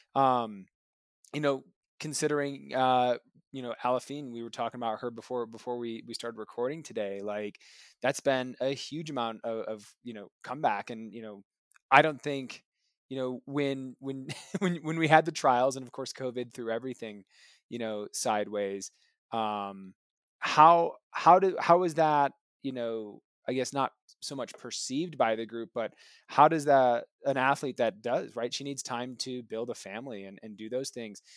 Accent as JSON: {"language": "English", "region": "Michigan", "country": "United States", "tie": "born or raised there", "said": "growing up in Michigan myself"}